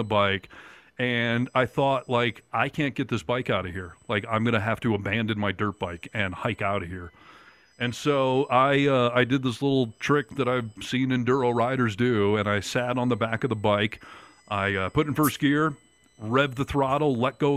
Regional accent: Michigan, United States; now in Sierra Nevada, United States; growing up in Michigan

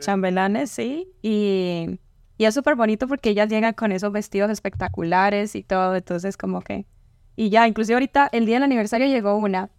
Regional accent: Ocaña, Norte de Santander, Colombia; moved away; Ocaña es un pueblo pequeño. Estamos cerca a Venezuela casi

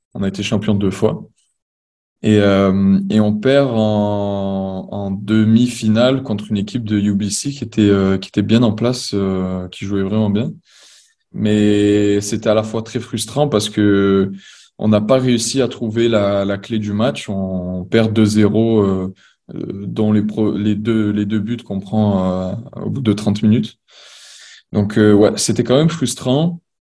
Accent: Marseille, Provence-Alpes-Côte d'Azur, France; moved away as an adult; now in Montreal, Canada; je suis originaire de Marseille

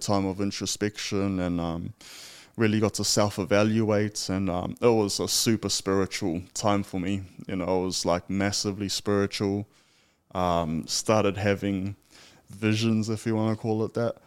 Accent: Tokoroa, Waikato, New Zealand; moved away; also born or lived in Australia; originally from a small town called Tokoro

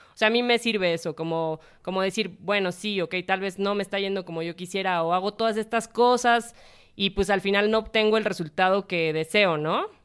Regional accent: Mexico

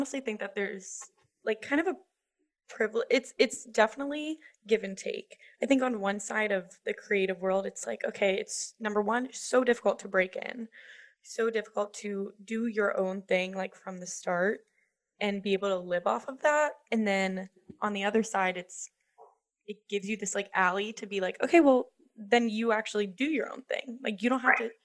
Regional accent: Pittsburgh, Pennsylvania, United States; moved away; also born or lived in Auburn; I'm from Pittsburgh, so not quite as big as Atlanta, but definitely grew up with the city close

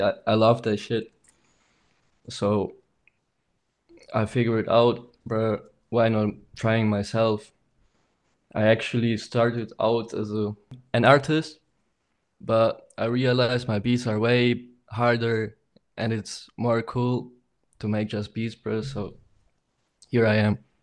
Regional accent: Aachen, North Rhine-Westphalia, Germany; I'm from Germany, Aachen. It's like a small city next to Cologne.

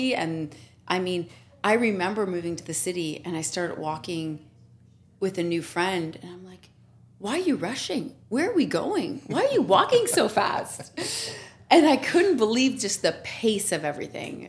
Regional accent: Cape Breton, Nova Scotia, Canada; growing up in Cape Breton

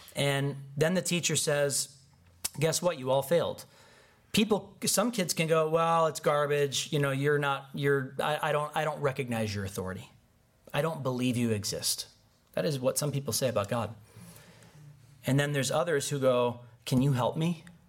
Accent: Chicago, Illinois, United States; I'm from Chicago

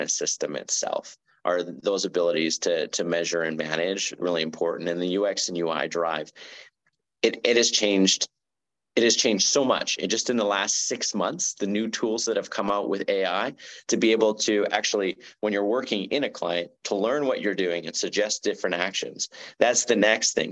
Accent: Canada; me being Canadian

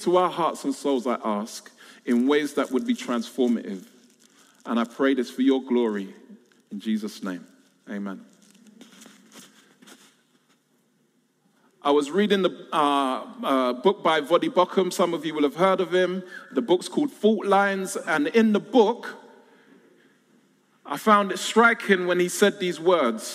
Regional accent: London, United Kingdom; I was born and raised in South London

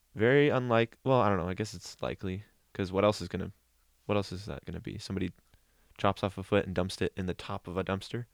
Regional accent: Newberg, Oregon, United States; in my hometown

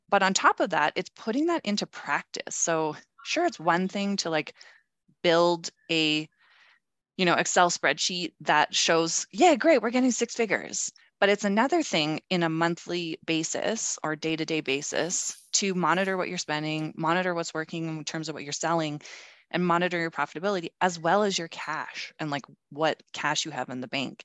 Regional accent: Calgary, Alberta, Canada; also born or lived in Toronto; I moved back to Calgary, my hometown

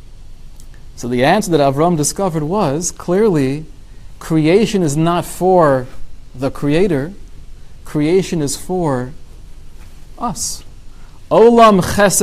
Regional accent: California, United States; my hometown, California

